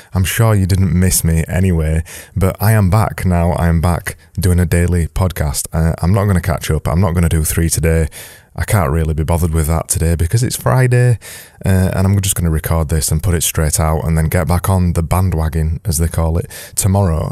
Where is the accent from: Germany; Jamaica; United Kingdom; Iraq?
United Kingdom; I'm British